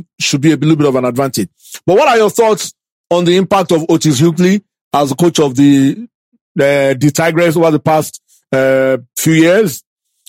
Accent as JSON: {"language": "English", "country": "Nigeria", "said": "all of us as Nigerian, let me say Nigerian fans"}